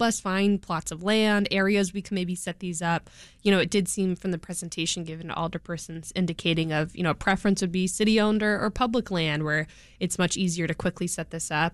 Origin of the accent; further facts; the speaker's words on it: California, United States; now in Chicago, United States; I'm from California